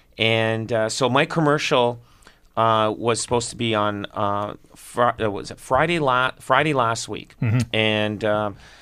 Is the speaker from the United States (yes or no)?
no; Canada; me being Canadian